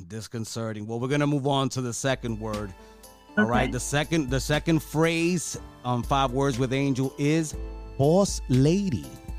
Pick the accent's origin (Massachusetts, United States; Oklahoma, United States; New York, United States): New York, United States; I came from New York